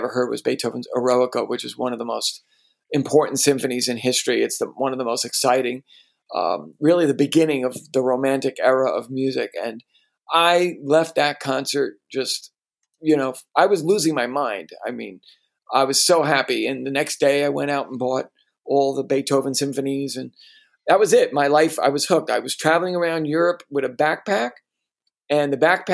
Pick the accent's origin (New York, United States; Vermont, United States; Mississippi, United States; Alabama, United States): New York, United States; also born or lived in Stanford, California / Vienna, Austria; I'm a New Yorker.